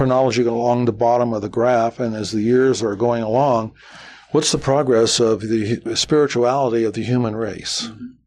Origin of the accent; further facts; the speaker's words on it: Las Vegas, Nevada, United States; I'm from Las Vegas